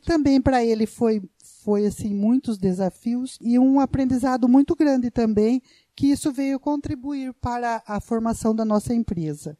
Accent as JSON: {"language": "Portuguese", "country": "Brazil", "tie": "born or raised there", "said": "eu tive a minha infância, né, na Fazenda Pagiário, né, ao lado da Fazenda Patrese"}